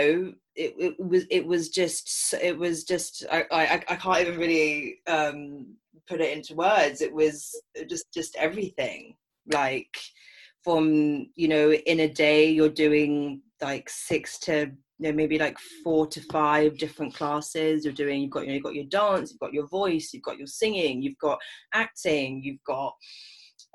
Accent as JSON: {"language": "English", "region": "London", "country": "United Kingdom", "tie": "born or raised there", "said": "growing up in London as a mixed race woman"}